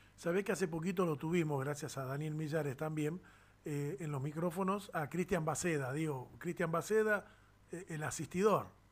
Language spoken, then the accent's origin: Spanish; Villa 9 de Julio, Tucumán, Argentina; mi barrio, de Villa 9 de Julio, de Tucumán